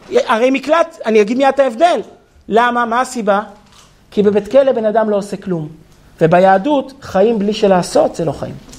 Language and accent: Hebrew; Israel; אני נולדתי כמושבניק